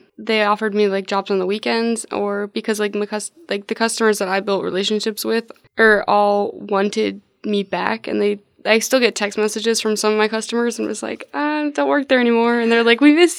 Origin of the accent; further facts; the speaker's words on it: West Point, Nebraska, United States; West Point, Nebraska.